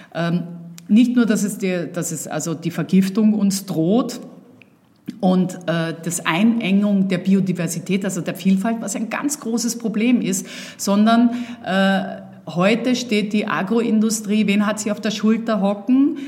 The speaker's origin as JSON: {"language": "German", "region": "Vienna", "country": "Austria", "tie": "born or raised there", "also_born_or_lived": "Uckermark, Germany", "moved": "yes", "said": "dass ich natürlich in Wien aufgewachsen bin und hier meine Kindheit und Jugend verbracht habe"}